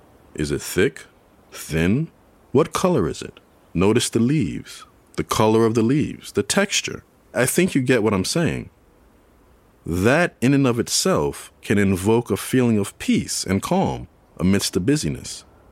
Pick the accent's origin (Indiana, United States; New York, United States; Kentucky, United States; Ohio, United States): New York, United States; New York City; now in Chapel Hill, United States; my younger days growing up in New York City.